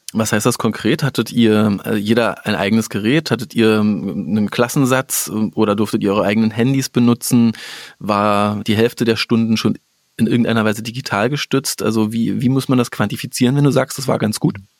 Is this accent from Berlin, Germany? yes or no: yes; Berlin, Germany; ich komme ja aus Berlin